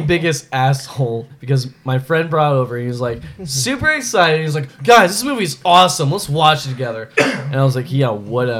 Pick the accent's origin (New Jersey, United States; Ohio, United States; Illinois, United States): Ohio, United States; Bowling Green; I'm from Bowling Green?